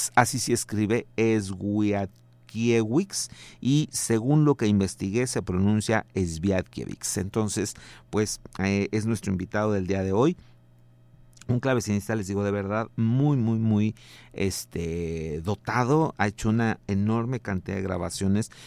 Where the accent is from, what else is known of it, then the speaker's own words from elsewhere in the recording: Mexico; como somos tantos este, mexicanos